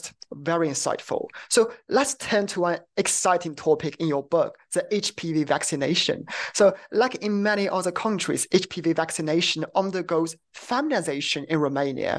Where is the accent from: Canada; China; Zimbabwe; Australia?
China; I'm from China